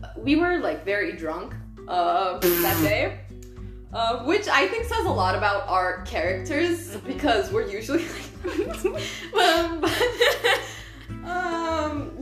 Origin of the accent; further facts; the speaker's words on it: Turkey; moved away as an adult; now in Germany; I'm from Turkey. I came to Germany to study chemistry and biotechnology